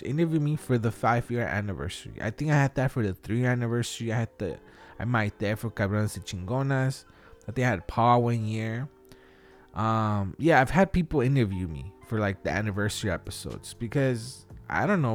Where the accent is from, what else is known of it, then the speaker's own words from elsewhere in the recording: Wilmington, United States; we're from Wilmington